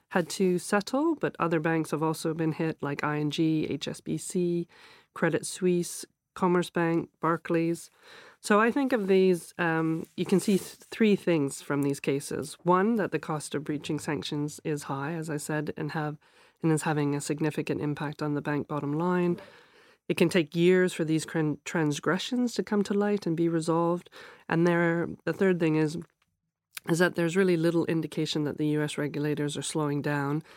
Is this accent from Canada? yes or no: yes; Canada; now in London, United Kingdom; As a Canadian living in London, but also I'm a UK citizen